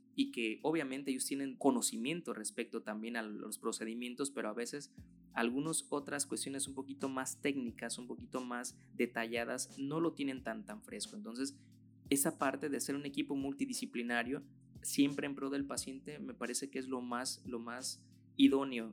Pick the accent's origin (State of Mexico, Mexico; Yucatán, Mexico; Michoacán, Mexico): Michoacán, Mexico; aquí en mi país